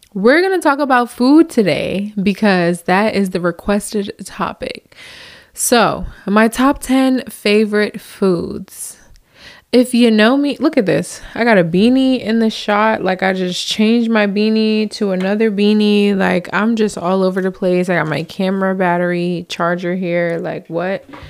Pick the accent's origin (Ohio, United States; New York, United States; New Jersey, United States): New Jersey, United States; moved away as an adult; now in Southern United States; I come from the north, so I'm from Jersey